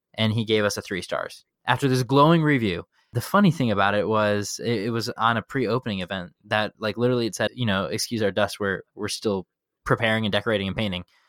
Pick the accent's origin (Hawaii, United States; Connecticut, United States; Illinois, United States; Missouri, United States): Illinois, United States; Chicago; in middle school growing up in Chicago